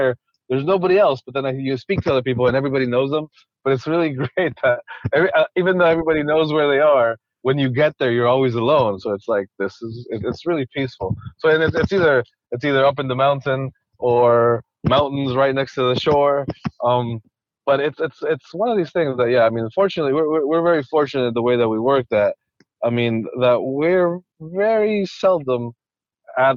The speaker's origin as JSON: {"language": "English", "town": "Quito", "region": "Pichincha", "country": "Ecuador", "tie": "born or raised there", "moved": "yes", "said": "I was born and raised in Ecuador"}